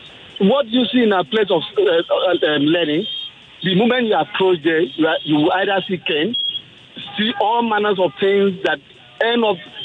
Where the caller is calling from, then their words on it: Ikeja, Lagos, Nigeria; I'm calling from Ikeja.